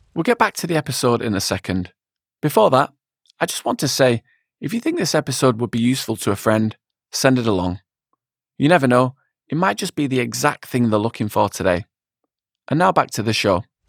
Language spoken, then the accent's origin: English; Wigan, North West England, United Kingdom; I'm from Wigan